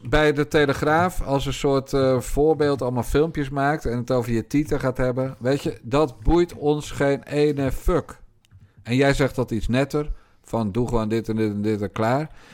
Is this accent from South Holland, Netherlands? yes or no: yes; Rotterdam, South Holland, Netherlands; want ik ben een Rotterdammer. En ik ben geboren in de wijk Feyenoord